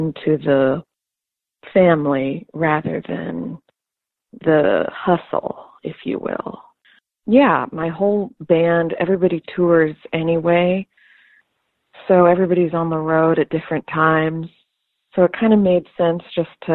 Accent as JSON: {"language": "English", "town": "Kansas City", "region": "Missouri", "country": "United States", "tie": "born or raised there", "also_born_or_lived": "Los Angeles", "moved": "as an adult", "said": "I am from Kansas City, Missouri, is where I'm born and raised"}